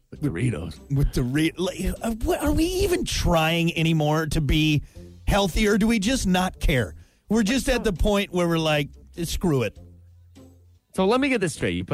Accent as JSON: {"language": "English", "country": "Canada", "said": "I'm a Canadian, a eh?"}